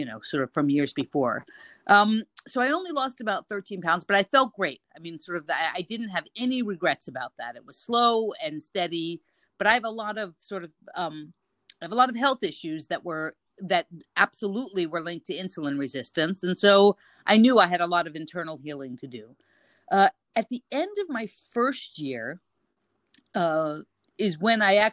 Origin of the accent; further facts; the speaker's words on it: United States; now in Cairo, Egypt; I'm an American expat living in Cairo